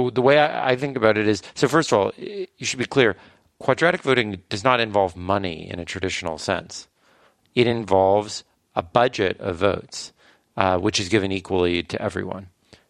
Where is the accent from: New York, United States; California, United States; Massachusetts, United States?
California, United States; Yeah, well, I grew up in California.